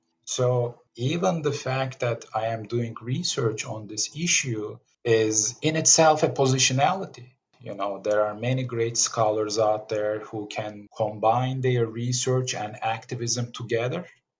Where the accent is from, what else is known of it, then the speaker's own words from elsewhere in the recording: western Turkey, Turkey; Although I grew up in Western Turkey, I definitely grew up within a Kurdish aura.